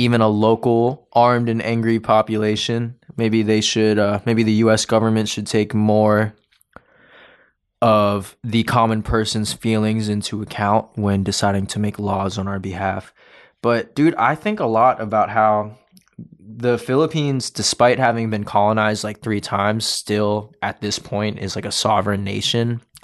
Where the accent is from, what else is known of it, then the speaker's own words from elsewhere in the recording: United States; being American